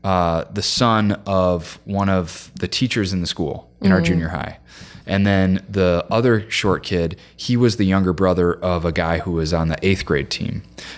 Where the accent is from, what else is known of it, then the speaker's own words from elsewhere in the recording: Joliet, Illinois, United States; I grew up in Joliet, Illinois, which is like an hour and a half southwest of Chicago.